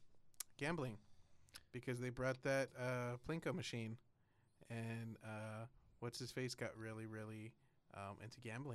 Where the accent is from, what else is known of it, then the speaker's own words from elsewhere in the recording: Kingsville, Texas, United States; moved away; Kingsville, Texas.